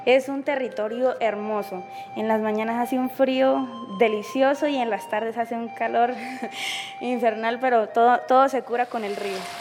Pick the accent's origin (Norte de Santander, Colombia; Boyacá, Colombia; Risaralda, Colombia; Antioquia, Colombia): Norte de Santander, Colombia; Pacheli; soy de Pacheli, no soy nacida, soy criada